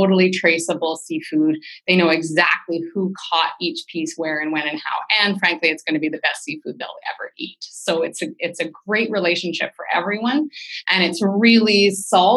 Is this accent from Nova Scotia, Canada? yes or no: no; Vancouver, British Columbia, Canada; I'm from Vancouver